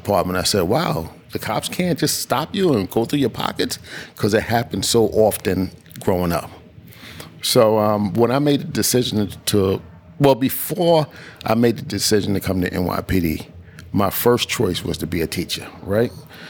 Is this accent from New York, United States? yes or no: yes; New York City, New York, United States; I was born and raised in East New York.